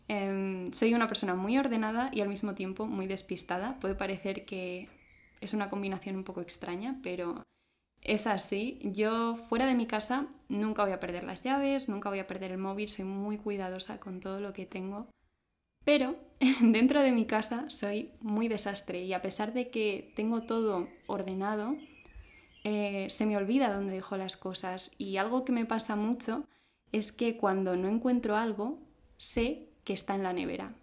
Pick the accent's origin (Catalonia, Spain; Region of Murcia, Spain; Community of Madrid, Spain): Community of Madrid, Spain; Madrid; soy de Madrid